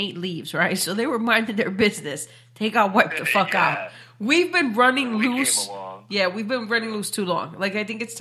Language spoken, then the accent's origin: English; New York, United States; we're from New York